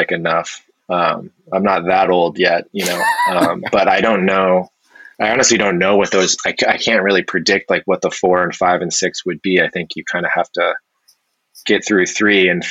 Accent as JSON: {"language": "English", "region": "New Hampshire", "country": "United States", "tie": "born or raised there", "also_born_or_lived": "Philadelphia / Seoul, South Korea", "moved": "as an adult", "said": "I grew up in New Hampshire"}